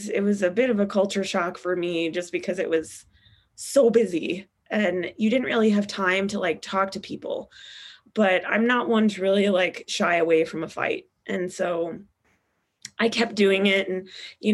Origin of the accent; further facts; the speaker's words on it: Utah, United States; moved away as an adult; also born or lived in Las Vegas, Nevada; now in Dallas, United States; I am from Utah and I moved out to Vegas for a PA school